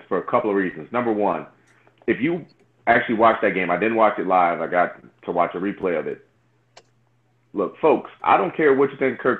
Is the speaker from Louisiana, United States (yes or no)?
yes; New Orleans, Louisiana, United States; anyone who knows me knows that I am from New Orleans and I am a fan of my Bayou teams.